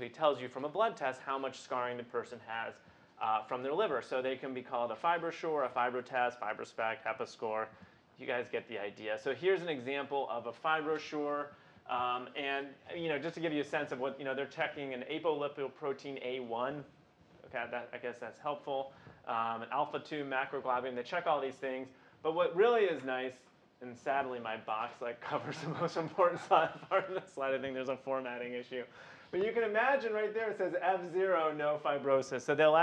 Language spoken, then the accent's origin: English; Midwest, United States; I'm a Midwesterner.